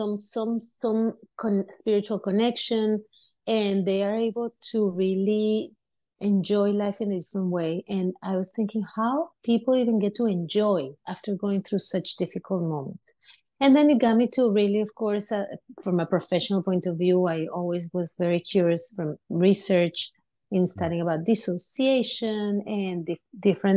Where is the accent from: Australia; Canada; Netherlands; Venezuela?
Venezuela; now in United States; I grew up in Venezuela and I grew up in a community of a lot of immigrants